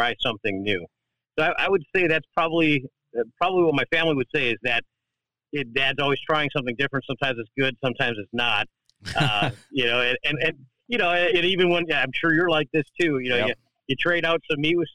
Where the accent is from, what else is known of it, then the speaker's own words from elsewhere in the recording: Wisconsin, United States; I'm from Wisconsin